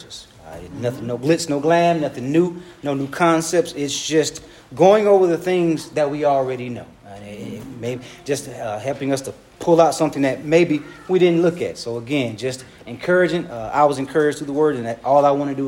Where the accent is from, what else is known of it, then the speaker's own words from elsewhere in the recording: Hinesville, Georgia, United States; also born or lived in Dublin, Georgia; I'm from Dublin, Georgia. All my family's from Dublin, Georgia. That's where I'm from. Every last bit of my family's from Dublin. I moved to Hinesville, Georgia when I was six